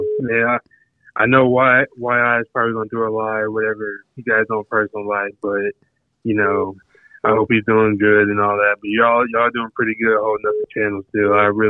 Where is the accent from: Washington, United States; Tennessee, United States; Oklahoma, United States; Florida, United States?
Tennessee, United States; Murfreesboro; My bad. I'm from Murfreesboro, Tennessee. It's right out of Nashville.